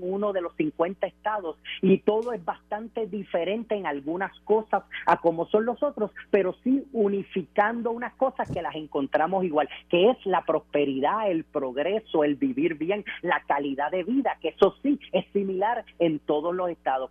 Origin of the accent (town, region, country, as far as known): Puerto Rico